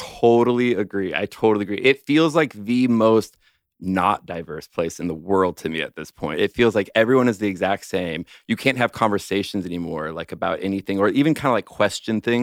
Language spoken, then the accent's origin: English; Los Angeles, California, United States; moved away as an adult; I grew up in Los Angeles. I'm a total Southern California boy my whole life